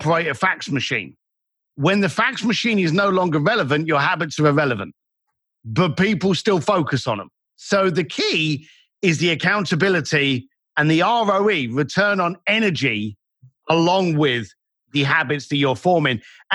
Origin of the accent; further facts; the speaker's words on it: London, United Kingdom; moved away; As a bricklayer growing up in London